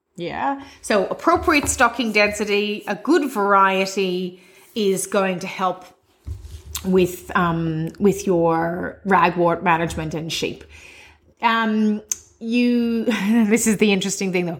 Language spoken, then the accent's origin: English; Cavan, Ulster, Ireland; now in Australia; my hometown of Cavan in Ireland.